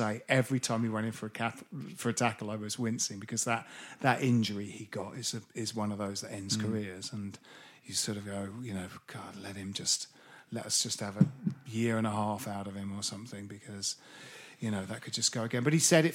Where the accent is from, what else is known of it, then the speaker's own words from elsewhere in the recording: Bromley, London, United Kingdom; I grew up in Bromley